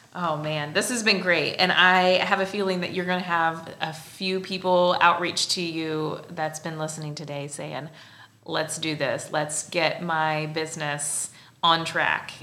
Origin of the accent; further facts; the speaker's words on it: Central Illinois, United States; I'm originally from Central Illinois